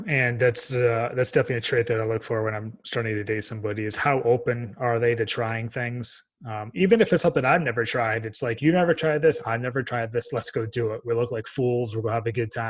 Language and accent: English; Dubai, United Arab Emirates; also born or lived in Texas; being born and raised in Dubai and looking at the kind of relationship.